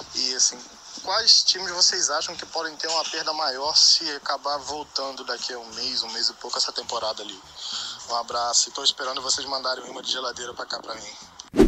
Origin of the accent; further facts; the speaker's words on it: Rio de Janeiro, Brazil; now in Boston, United States; eu sou do Rio de Janeiro, mas tô morando em Boston, Massachusetts